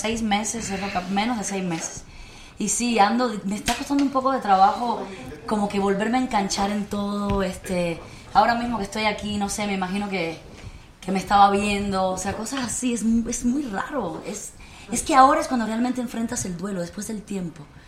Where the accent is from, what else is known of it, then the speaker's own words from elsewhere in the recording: Mexico; also born or lived in Cuba; yo soy cubana mexicana porque llegué a los nueve años a este país, estudié aquí